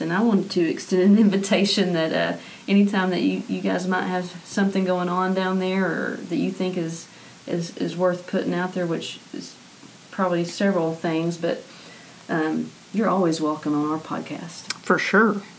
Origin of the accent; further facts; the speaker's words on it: Arkansas, United States; I grew up in the Missionary Baptist faith um, here in Arkansas